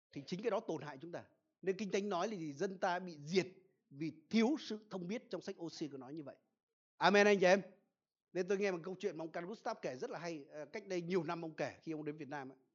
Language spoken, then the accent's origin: Vietnamese; Vietnam; ở quê tôi là gần sông đáy